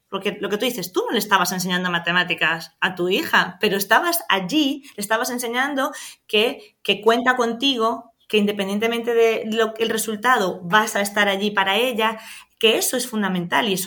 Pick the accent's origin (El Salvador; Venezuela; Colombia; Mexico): Venezuela; now in Spain; en nuestro caso que venimos de Venezuela muchas veces cuando nos tocaba el gallego era como, ay Dios mío, ¿qué viene a decir aquí?